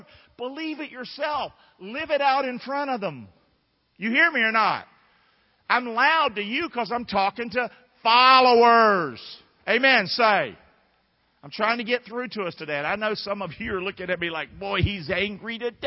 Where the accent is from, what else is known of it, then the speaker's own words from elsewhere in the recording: North Carolina, United States; now in Rotonda, United States; I'm from North Carolina